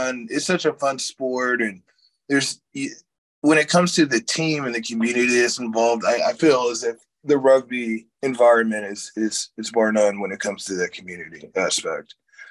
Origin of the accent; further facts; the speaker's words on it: Boonville, Missouri, United States; also born or lived in Sacramento, California; We spent most of our time in Boonville, Missouri, and in Sacramento, California. We moved from Boonville to Sacramento. Parents were in the military.